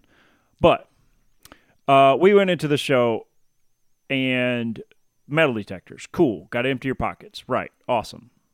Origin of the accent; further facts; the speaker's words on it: Tennessee, United States; I'm from Tennessee